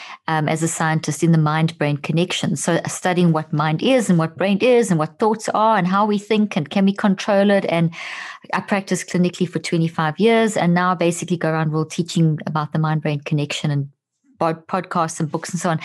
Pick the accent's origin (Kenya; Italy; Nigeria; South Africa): South Africa; also born or lived in Zimbabwe; I was born in Zimbabwe and grew up in South Africa